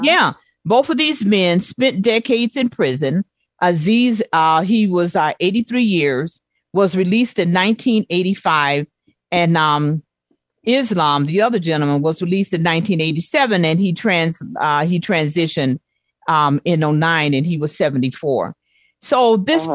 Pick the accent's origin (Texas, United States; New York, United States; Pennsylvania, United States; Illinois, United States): Illinois, United States; Chicago; growing up in Chicago